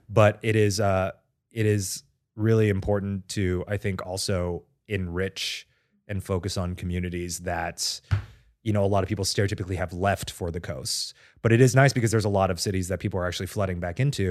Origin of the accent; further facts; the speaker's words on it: Texas, United States; moved away; I've always thought about having a permanent residence in Texas near my hometown